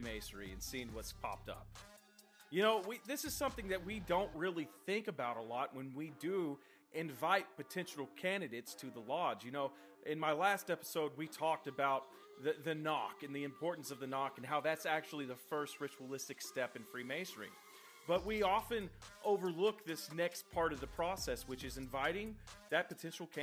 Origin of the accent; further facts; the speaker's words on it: Texas, United States; I come from Texas, and a part of Texas that produces over 40% of the world's cotton